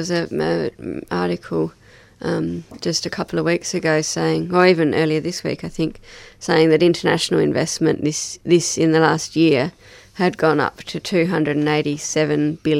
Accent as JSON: {"language": "English", "town": "Hobart", "region": "Tasmania", "country": "Australia", "tie": "born or raised there", "said": "Obviously, growing up in Tassie, I had a strong appreciation of the natural world, and I grew up on the foothills of Mount Wellington and had, you know, out on my back doorstep was Myrtle Gully and these beautiful rainforest tracks."}